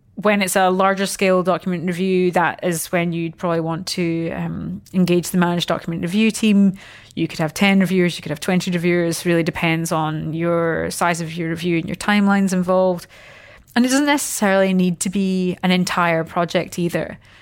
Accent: Scotland, United Kingdom; moved away as an adult; now in Australia; I'm obviously not from here. Um, so I came across from Scotland ten years ago

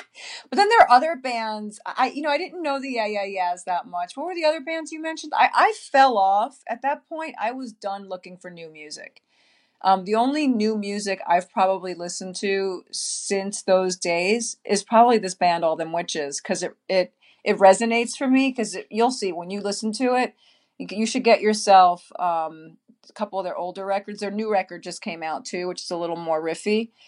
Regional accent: Queens, New York, United States; Well, I was from Queens, so I was like, "Yo, I just came out of a borough. I'm not going to another one. I'm in Manhattan now.

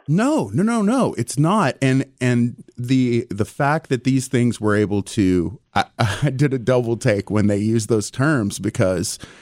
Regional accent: Tyler, Texas, United States; I'm from East Texas. I'm actually from Tyler, you know, ginormous pine trees

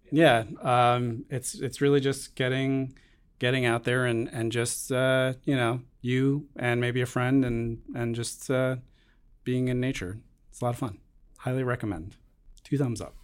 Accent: Long Island, New York, United States; growing up on Long Island, a lot of people fish

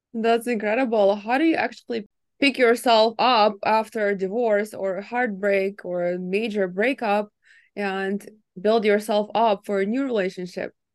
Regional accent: Ukraine; moved away; I was born in Ukraine, and everyone got married early there.

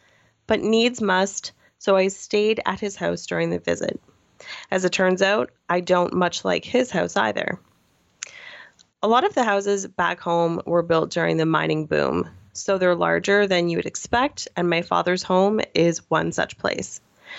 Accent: Nova Scotia, Canada; moved away; My hometown is a former mining town in Nova Scotia. Growing up, I hated the place. And so as soon as the opportunity to leave presented itself, I was gone.

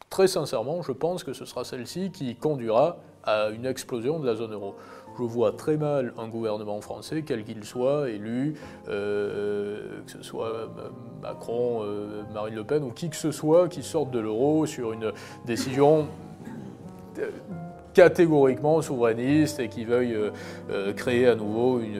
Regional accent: Germany; French is a second language; qu'il soit émis en Italie ou chez nous en Allemagne

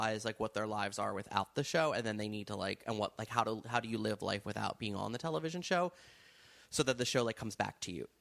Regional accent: New York, United States; I'm a New Yorker

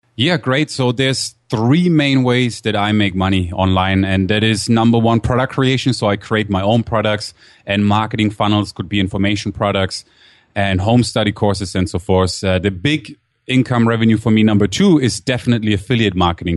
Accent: Germany; moved away as an adult; also born or lived in Durham, North Carolina, United States; now in San Diego, United States; I was born actually in Durham, North Carolina, and grew up in Germany

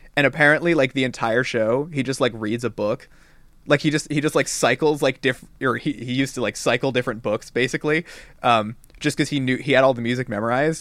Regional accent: Silicon Valley, California, United States; I grew up in Silicon Valley

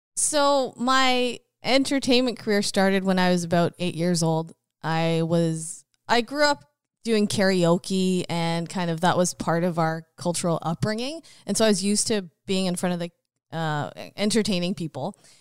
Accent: Richmond, British Columbia, Canada; moved away as an adult; also born or lived in Queen Charlotte Islands / Abbotsford; now in Fraser Valley, Canada; I grew up in Richmond

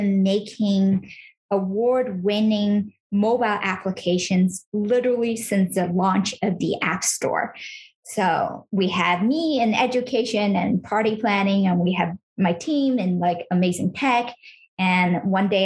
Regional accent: California, United States; now in New York City, United States; I grew up in California, and I was raised in kind of a traditional household

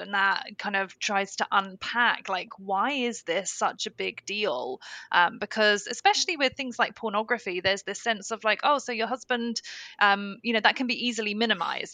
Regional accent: United Kingdom; being a Brit

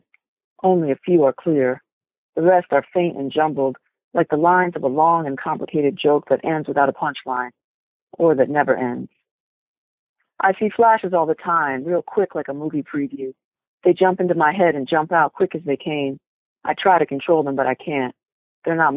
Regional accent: Providence, Rhode Island, United States; I grew up in Providence, and I had left and then moved back there

